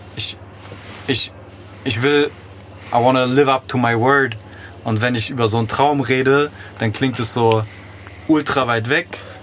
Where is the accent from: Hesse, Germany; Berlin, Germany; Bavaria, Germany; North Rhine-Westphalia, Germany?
Hesse, Germany; Frankfurt; ich bin im Western groß geworden